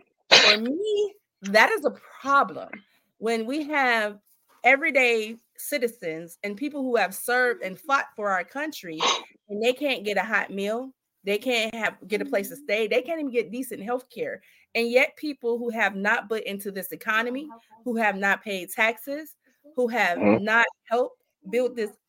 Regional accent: Youngstown, Ohio, United States; I'm from Youngstown, and so my town is relatively small.

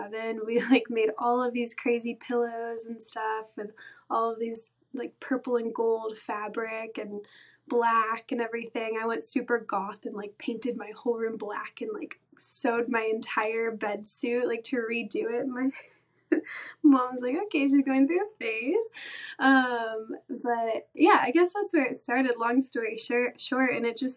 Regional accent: Atlanta, Georgia, United States; also born or lived in Valdosta, Georgia; Grew up in Atlanta, Georgia, just the outskirts suburbs of Atlanta.

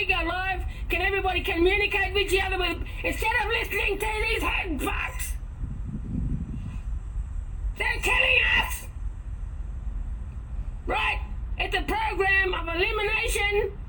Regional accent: Larrakia country, Northern Territory, Australia; I'm from Larrakia country

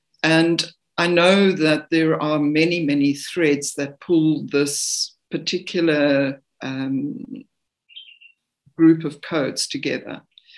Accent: South Africa; I mean, I come from South Africa. I'm not a great swimmer. I'm not a strong swimmer.

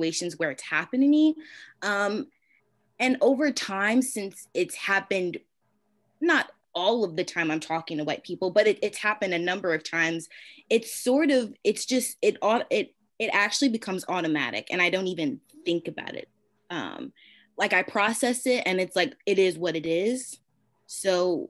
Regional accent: Philadelphia, Pennsylvania, United States; I grew up in Philly

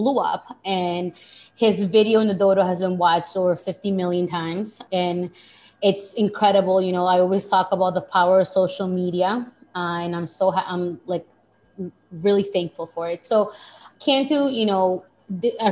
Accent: Boston, Massachusetts, United States; also born or lived in Lima, Peru; I am Peruvian. I was born in Peru, I'm from Boston. I'm currently living in Boston

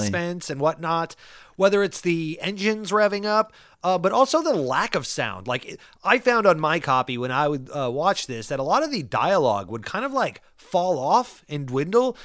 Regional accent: Paso Robles, California, United States; I grew up in Paso Robles, San Luis Obispo, California

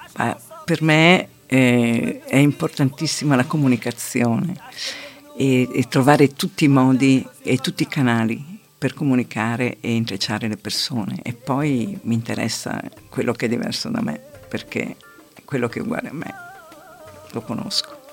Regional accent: Merano, Trentino-Alto Adige, Italy; also born or lived in Rome; now in Bolzano, Italy; sono nata a Merano, ma da molti anni vivo a Bolzano

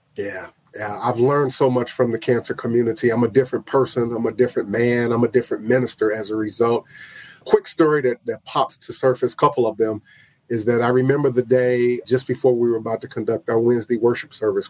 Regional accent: Chicago, Illinois, United States; moved away; chicago which is my hometown

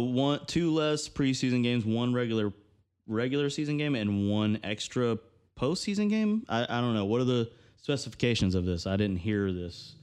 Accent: Georgia, United States; I'm, I'm from Georgia

